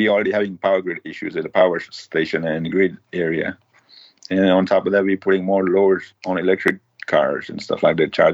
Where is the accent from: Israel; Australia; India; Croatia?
India; also born or lived in Florida; now in United States; I grew up in tent in India